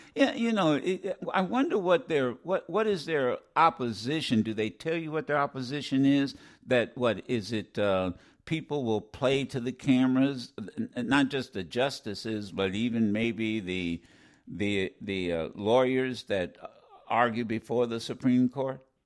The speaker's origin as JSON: {"language": "English", "region": "Ohio", "country": "United States", "said": "I'm from Ohio"}